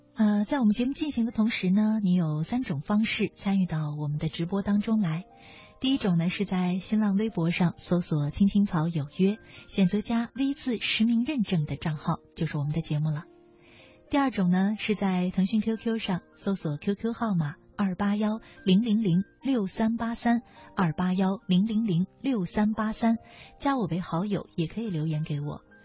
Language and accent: Chinese; China; 我们中国人